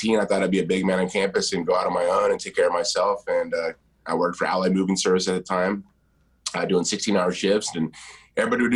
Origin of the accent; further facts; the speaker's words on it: Huntington Beach, California, United States; I was born here in Huntington Beach, grew up here to about seven and a half